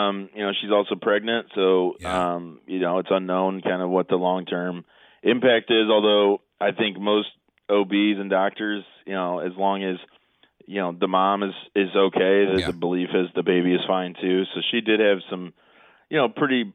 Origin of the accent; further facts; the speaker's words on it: Belleville, Illinois, United States; I grew up in Belleville